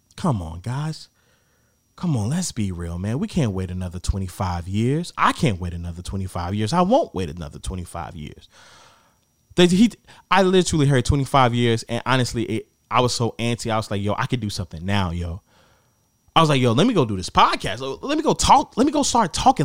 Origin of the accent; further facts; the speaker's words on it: Gary, Indiana, United States; I'm from Gary.